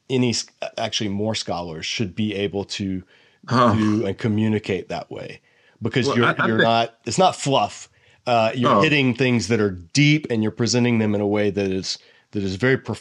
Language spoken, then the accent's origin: English; Georgia, United States; I'm from Georgia